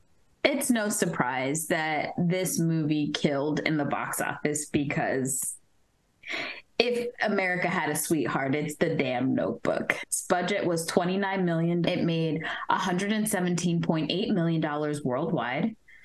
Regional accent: Florida, United States; also born or lived in New York; when we moved to Florida from New York

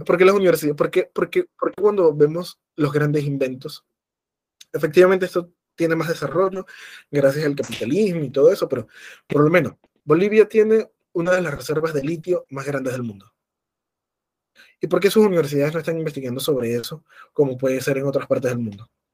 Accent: Venezuela; como venezolanos en este caso, pero también como latinoamericanos

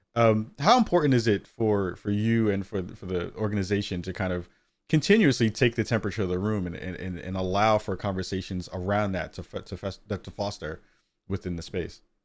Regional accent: New York, United States; moved away; a former New Yorker, 'cause I was born and raised out in New York

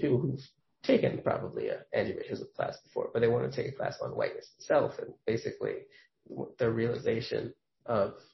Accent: New York, United States; I know I'm from New York

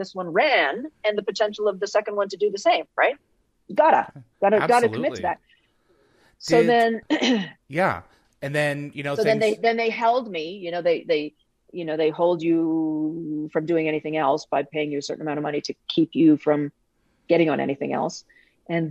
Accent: Canada; I'm Canadian

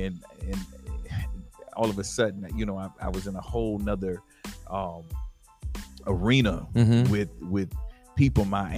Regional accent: East Coast, United States; I'm a dude from the East Coast

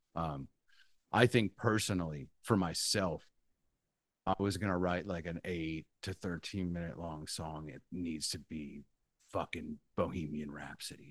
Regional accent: Central Valley, California, United States; I grew up in the Central Valley

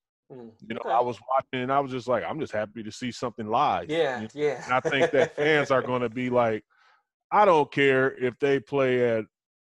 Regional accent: Racine, Wisconsin, United States; I grew up in Racine, Wisconsin

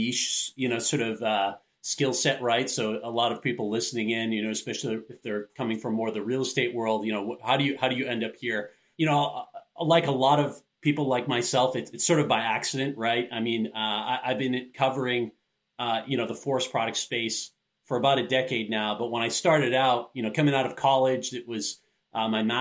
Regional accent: Maine, United States; I grew up in Maine

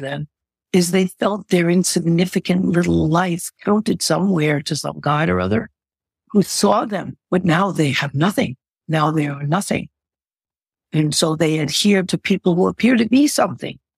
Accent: United States; being an American

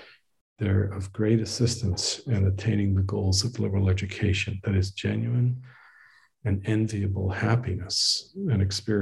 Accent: Northeast, United States; but I was raised in the Northeast, so this is in a way coming home.

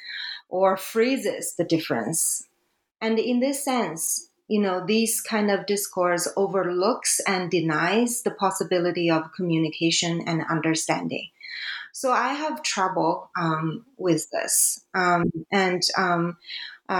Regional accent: China; English is a second language; now in Canada; here, China is my home country

